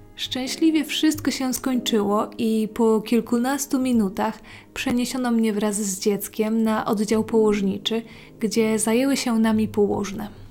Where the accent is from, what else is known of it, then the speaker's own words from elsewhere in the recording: mountain regions of Poland, Poland; Tam skąd pochodzę, zima była bardzo mroźna, surowa i śnieżna